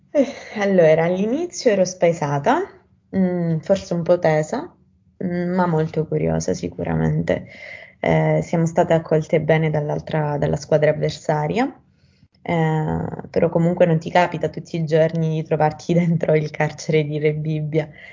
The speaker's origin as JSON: {"language": "Italian", "region": "Sicily", "country": "Italy", "moved": "as an adult", "lives_now": "Rome, Italy", "said": "ho 18 anni, sono siciliana."}